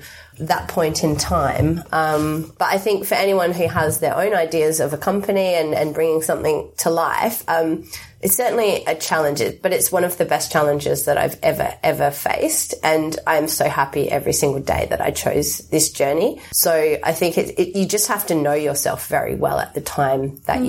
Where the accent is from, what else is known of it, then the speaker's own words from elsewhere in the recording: Australia; now in United Kingdom; I'm Australian, but I live in the UK